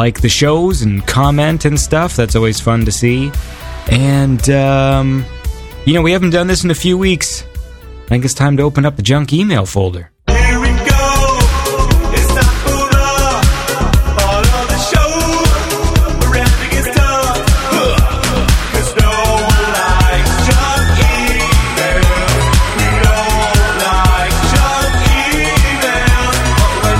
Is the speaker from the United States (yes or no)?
no; Canada; I'm Canadian